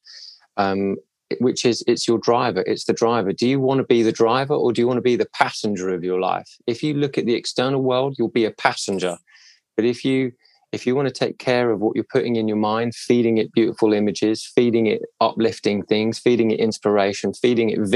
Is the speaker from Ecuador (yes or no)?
no; Cobham, South East England, United Kingdom; I grew up in Cobham in Surrey